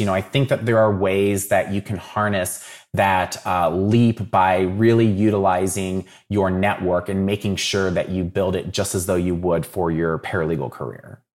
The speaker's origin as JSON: {"language": "English", "town": "Dayton", "region": "Ohio", "country": "United States", "tie": "born or raised there", "said": "I'm from Dayton originally. So I grew up watching, uh, the Dayton Flyers"}